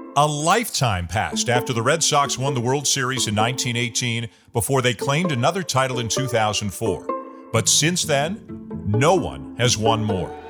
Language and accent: English; Toronto, Ontario, Canada; my hometown